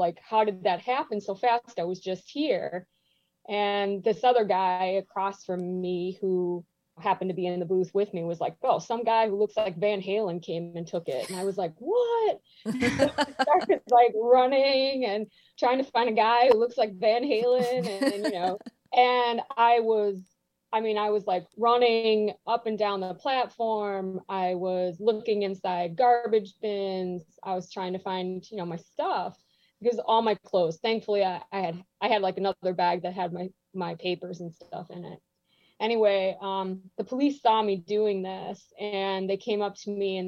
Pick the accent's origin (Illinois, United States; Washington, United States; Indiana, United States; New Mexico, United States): Illinois, United States; Chicago; I was from Chicago